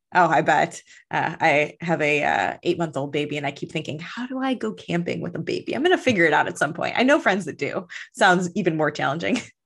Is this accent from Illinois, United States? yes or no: yes; Chicago, Illinois, United States; also born or lived in Oklahoma; I was born in Oklahoma and grew up in Chicago